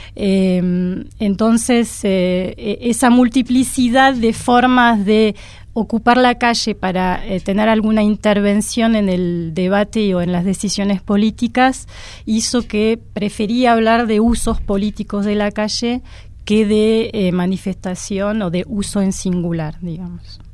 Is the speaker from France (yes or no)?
yes; France; moved away; yo soy francesa